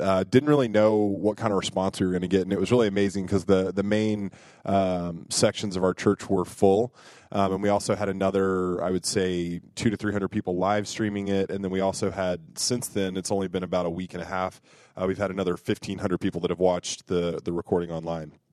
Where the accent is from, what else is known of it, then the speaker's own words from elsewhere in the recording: United States; as American Catholics